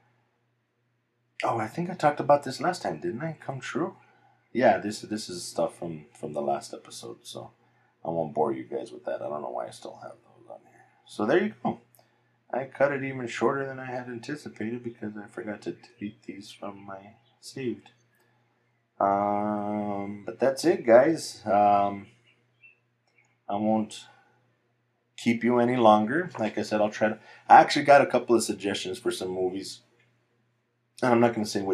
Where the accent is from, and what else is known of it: El Paso, Texas, United States; born or raised there